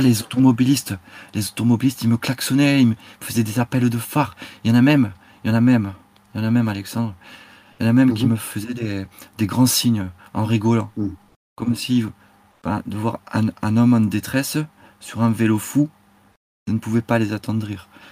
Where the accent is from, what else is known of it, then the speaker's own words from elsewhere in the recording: Basque Country, Nouvelle-Aquitaine, France; je suis du Pays Basque, vous voyez, je suis basque